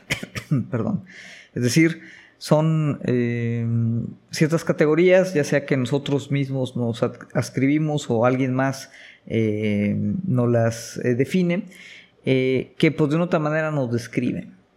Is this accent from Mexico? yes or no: yes; Mexico; como mexicano